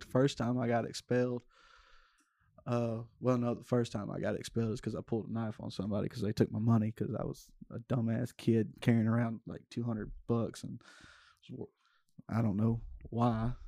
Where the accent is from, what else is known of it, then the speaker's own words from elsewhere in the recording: Stonewall, Louisiana, United States; I grew up Stonewall, uh, about fifteen, twenty minutes south of Shreveport